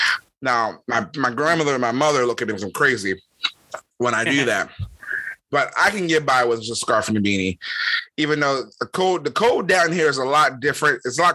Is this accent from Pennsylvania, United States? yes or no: yes; Philadelphia, Pennsylvania, United States; I'm from Philly